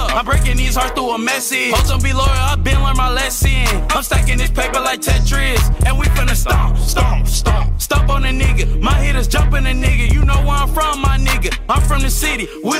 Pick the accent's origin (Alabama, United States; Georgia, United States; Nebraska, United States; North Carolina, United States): Georgia, United States; Atlanta; I'm from Atlanta. I'm from Clayton County